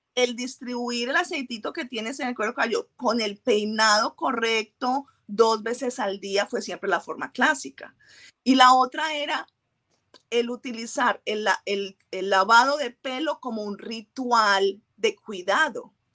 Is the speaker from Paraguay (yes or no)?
no; Colombia; moved away; nací en Colombia, fui, fui criada de una forma específica